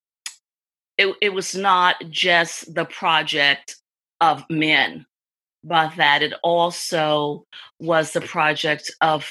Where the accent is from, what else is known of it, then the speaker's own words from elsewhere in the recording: the South, United States; also born or lived in Texas / New Haven, Connecticut; now in Los Angeles, United States; racial conflict that I grew up with in the South